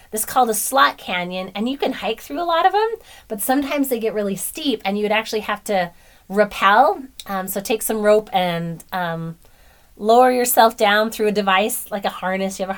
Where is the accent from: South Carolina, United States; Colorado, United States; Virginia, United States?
Colorado, United States; Aurora; now in Lake Point, United States; Colorado, Aurora.